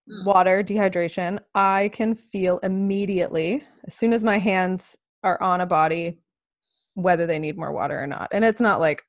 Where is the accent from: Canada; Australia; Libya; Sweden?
Canada; I'm so Canadian.